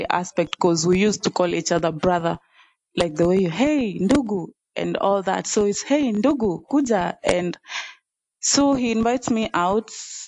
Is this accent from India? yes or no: no; Nairobi, Kenya; also born or lived in Western Kenya; I grew up in Nairobi, actually. So it's only education that took me to Western. When I was done with campus, I decided to come back to Nairobi.